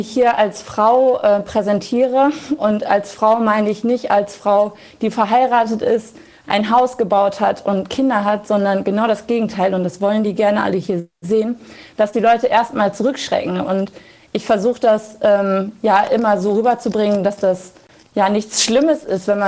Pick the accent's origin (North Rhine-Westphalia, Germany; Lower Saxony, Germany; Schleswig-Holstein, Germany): Lower Saxony, Germany; Ähm, ich komme aus dem Emsland. Das ist äh, südliches Niedersachsen.